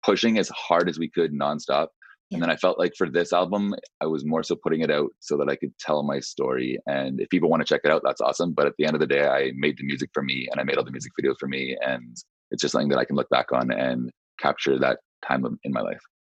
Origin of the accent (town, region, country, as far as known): Whistler, British Columbia, Canada; born or raised there; also born or lived in Nova Scotia